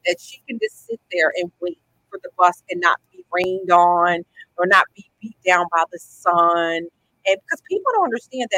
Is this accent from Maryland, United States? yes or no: yes; Edgewood, Maryland, United States; I am from Harford County, born and raised, and Edgewood is where I grew up.